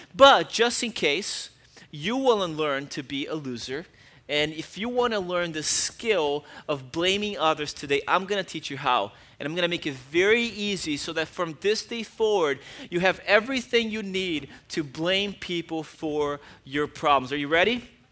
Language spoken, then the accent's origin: English; Brazil; moved away; I grew up in Brazil